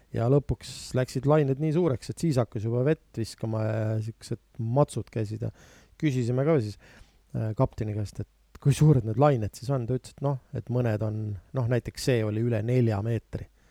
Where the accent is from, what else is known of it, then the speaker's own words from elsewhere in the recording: Viljandi, Viljandi County, Estonia; ma ise olen pärit Viljandist